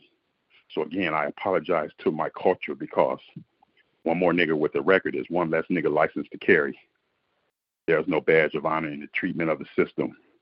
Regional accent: Detroit, Michigan, United States; I grew up born and raised in Detroit

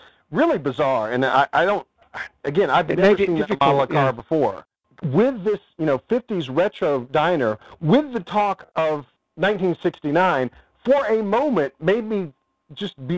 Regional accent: United States; as an American

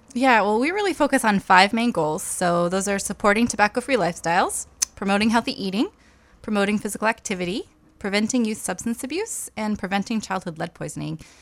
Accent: Topsham, Maine, United States; also born or lived in Lewiston, Maine; I grew up in Topsom, actually, um, and went to college in Maine

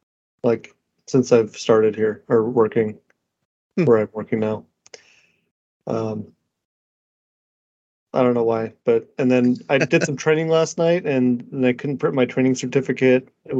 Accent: United States; I'm an American

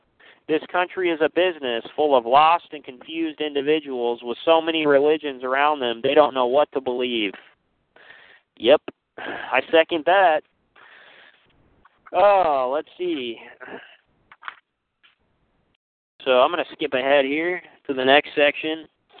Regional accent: United States; I was raised in the United States, which is arguably the most pluralistic and disestablished nation ever to exist.

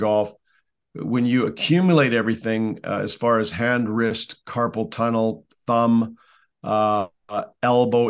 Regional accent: Canada; I'm a Canadian, so hockey was first. It has to be by law up here.

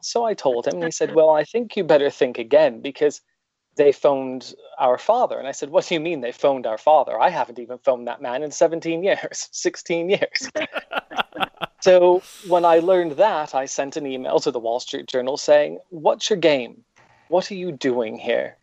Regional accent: upstate New York, United States; now in United Kingdom; I was born in New York, not the city, but upstate

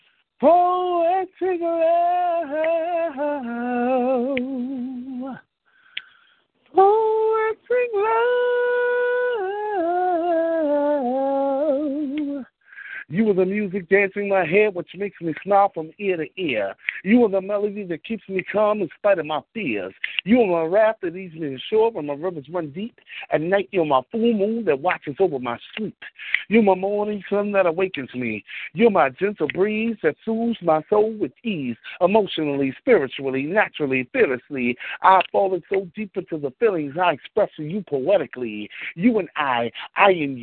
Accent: Richmond, Virginia, United States; born or raised there; also born or lived in Washington, D.C.; now in New York, United States

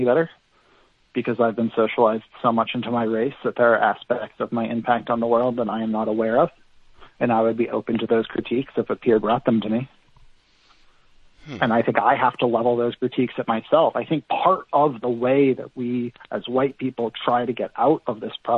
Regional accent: Bay Area, California, United States; I grew up in the Bay Area in California

